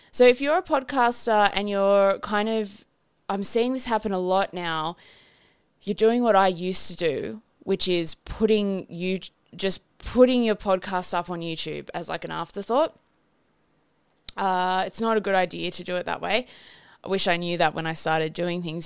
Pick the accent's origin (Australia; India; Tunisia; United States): Australia; I'm fucking Australian